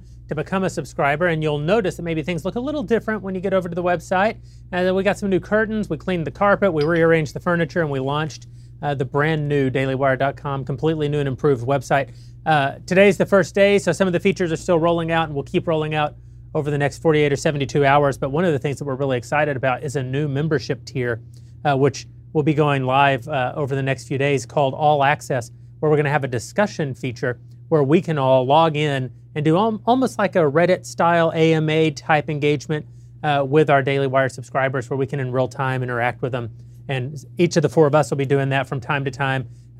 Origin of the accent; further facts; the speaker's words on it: Texas, United States; I'm from Texas. I'm weird. I like to eat chili for breakfast.